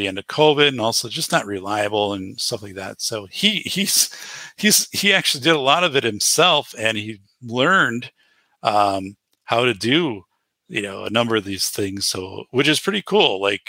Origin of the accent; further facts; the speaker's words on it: Wisconsin, United States; So Cappy is a good friend of mine, right? You know, we're both from Wisconsin